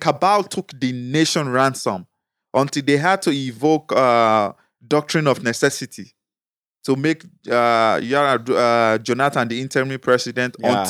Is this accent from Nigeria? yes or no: yes; Nigeria; also being a Nigerian. Like, in all of the positive and good indexes of things that are being ranked in the world, Nigeria normally ranks low or high in the bad ones.